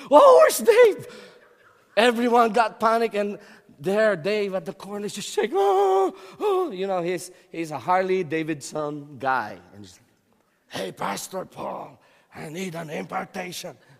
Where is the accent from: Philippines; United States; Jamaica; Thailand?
Philippines; I'm Filipino.